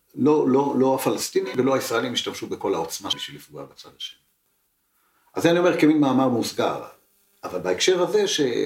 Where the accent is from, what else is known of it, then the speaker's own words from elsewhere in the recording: Israel; שנולדתי פה ולא נולדתי שם